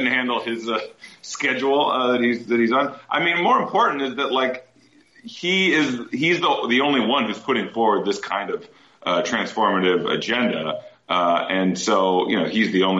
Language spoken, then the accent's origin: English; Midwest, United States; I'm from the Midwest